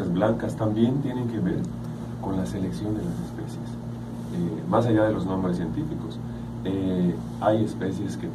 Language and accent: Spanish; Yucatán, Mexico; las especies significativas para nosotros como yucatecos